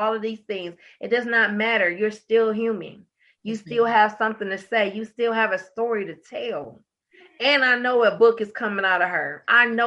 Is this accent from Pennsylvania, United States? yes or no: no; Detroit, Michigan, United States; I was born and raised in Detroit